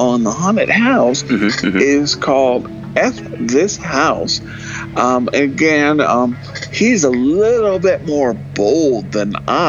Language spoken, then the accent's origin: English; Ventura County, California, United States; now in Oregon, United States; most people know I live on a farm in Oregon now, but I grew up a California boy. I grew up in Ventura County, about 100 miles or so above you, maybe 200.